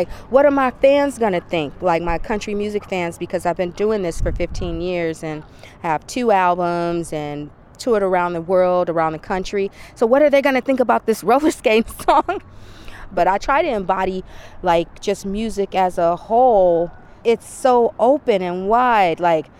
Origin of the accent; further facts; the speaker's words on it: Flint, Michigan, United States; now in Bay Area, United States; I'm an African American. I grew up on gospel. I grew up on R&B. I'm from Flint.